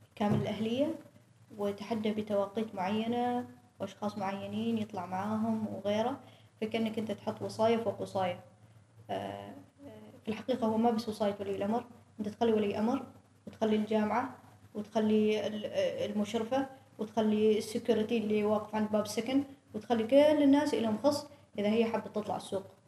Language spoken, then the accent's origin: Arabic; Oman; نحن في عمان شبه قارة دولة كبيرة